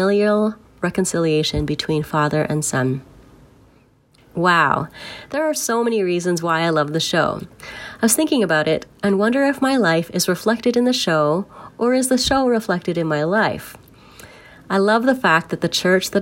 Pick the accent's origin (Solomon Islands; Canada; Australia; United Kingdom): Canada; Toronto, Ontario; I'm from Toronto, the T dot, the six, or however you want to call it